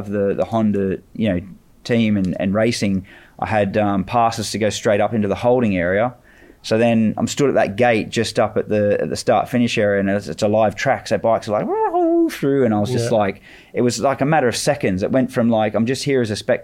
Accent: Australia; moved away as an adult; I'm still Australian

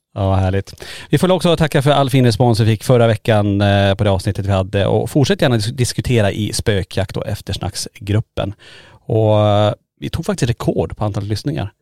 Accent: Kiruna, Norrbotten County, Sweden; vi är födda och uppvuxna i Kiruna

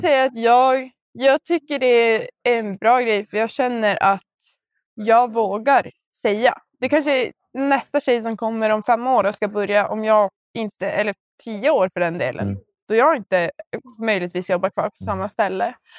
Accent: Boden, Norrbotten County, Sweden; vi är från Boden

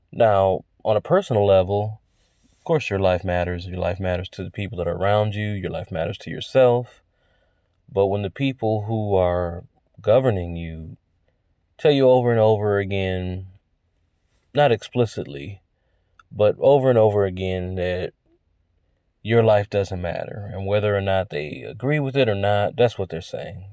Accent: United States; I'm American

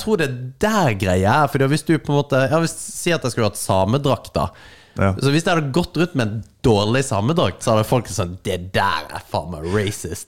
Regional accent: Kristiansand, Agder, Norway; now in Northern Norway, Norway; meg fra Kristiansand, mm. eh, som bor her i Nord-Norge

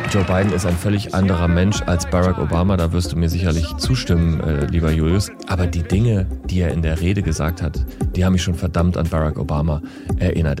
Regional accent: Germany; als Europäer, als Deutscher

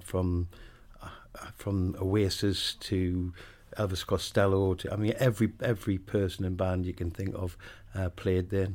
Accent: Wallsend, North East England, United Kingdom; moved away; I grew up in a place called Walls End, which is about four miles away from Newcastle

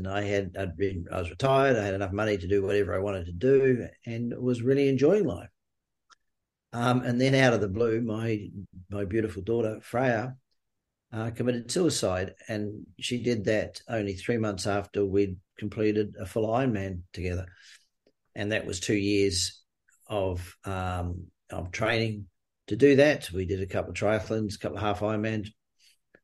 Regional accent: New Zealand; moved away as an adult; also born or lived in Queensland, Australia; now in Australia; I grew up in New Zealand, moved to Australia in the early 80s

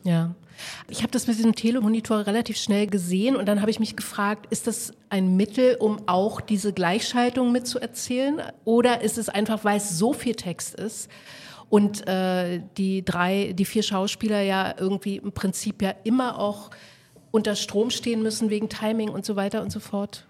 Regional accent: eastern Germany, Germany; wir kommen alle drei aus dem Osten

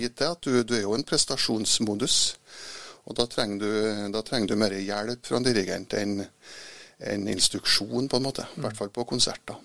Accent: Trondheim, Trøndelag, Norway; jeg er jo født i Trondheim, ja. Vokste opp oppe i blomsterbyen.

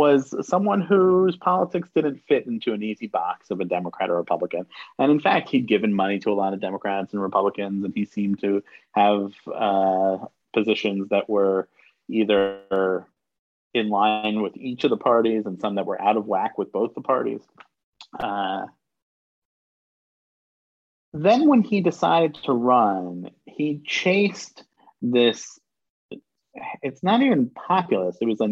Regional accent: New York City, New York, United States; I grew up in New York City

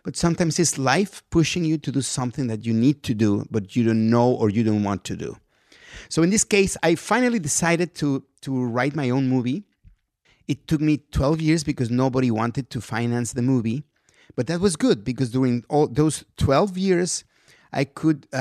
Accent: Mexico; English is a second language; moved away as an adult; now in United States; I'm a guy from Mexico

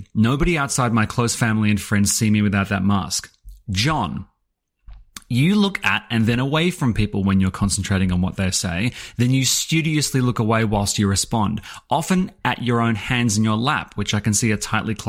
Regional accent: Scotland, United Kingdom; whereas I can't even do a Scottish accent and I'm originally Scottish.

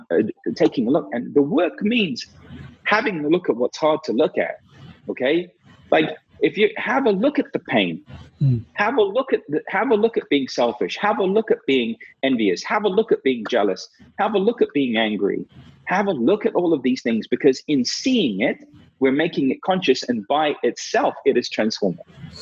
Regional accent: India; because I was very skeptical, especially being Indian.

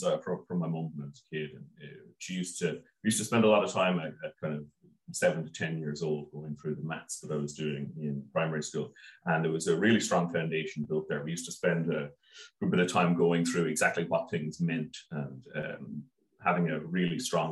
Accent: Wexford, Leinster, Ireland; I grew up in Wexford

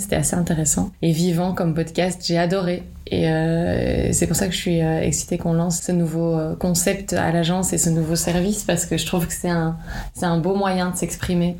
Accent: Liège, Wallonia, Belgium; je suis née à Liège, en Wallonie

